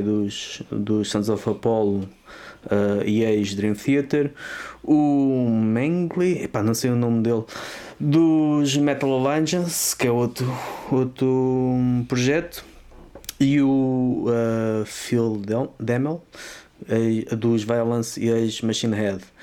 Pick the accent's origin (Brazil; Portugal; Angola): Portugal; Vala do Carregado, Lisbon; eu sou da Vala do Carregado